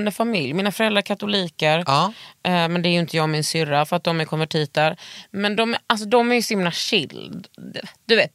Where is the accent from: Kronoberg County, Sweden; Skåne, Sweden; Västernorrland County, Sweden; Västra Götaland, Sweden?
Skåne, Sweden; vad jag är dum skåning.